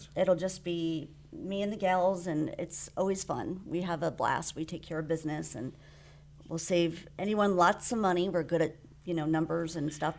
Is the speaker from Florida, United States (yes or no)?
yes; South Florida, United States; moved away as an adult; also born or lived in The Woodlands, Texas; now in Walden, United States; I am from South Florida